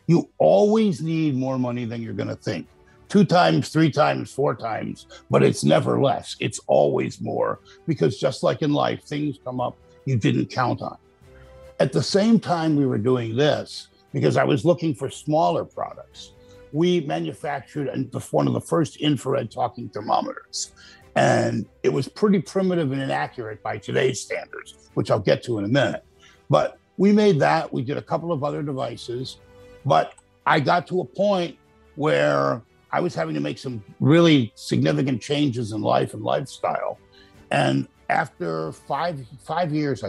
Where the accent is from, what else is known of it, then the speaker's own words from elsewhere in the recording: Buffalo, New York, United States; also born or lived in Boston, Massachusetts; now in Myrtle Beach, United States; I grew up in upstate New York. I'm from Buffalo